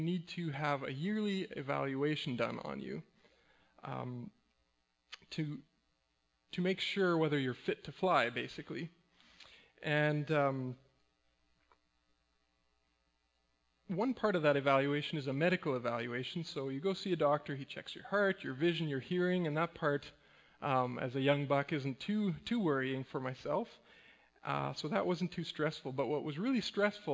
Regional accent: Mexico; moved away; also born or lived in Winnipeg, Manitoba, Canada; I grew up in Mexico.

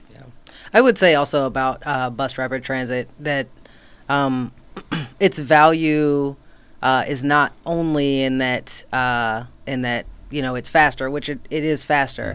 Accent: North Carolina, United States; I grew up on the East Coast in North Carolina

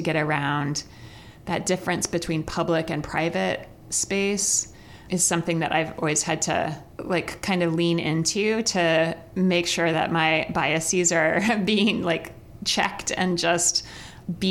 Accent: Midwest, United States; also born or lived in New York; as a Midwesterner who did not grow up needing public transportation

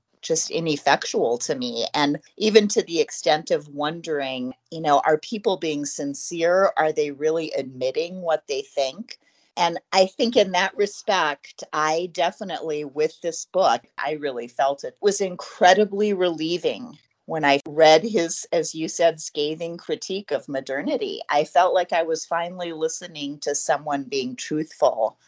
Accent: United States; being 50 years old and growing up in America

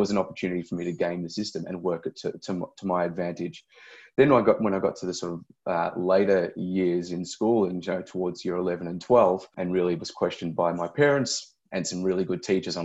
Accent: Melbourne, Victoria, Australia; I grew up in Melbourne's western suburbs

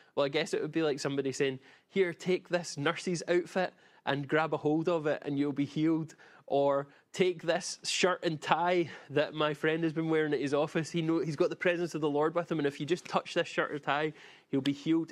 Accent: Glasgow, Scotland, United Kingdom; I grew up in Glasgow, and I watched many a beating up happen in my childhood and teenage years

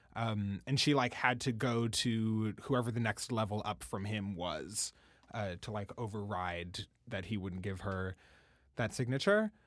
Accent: Washington, District of Columbia, United States; I'm from Washington, D C. My mom is from D C originally

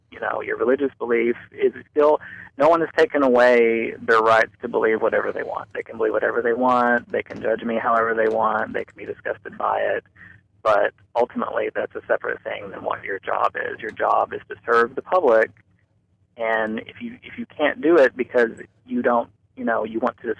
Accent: Kentucky, United States; also born or lived in Rowan County, Kentucky; I am from Kentucky.

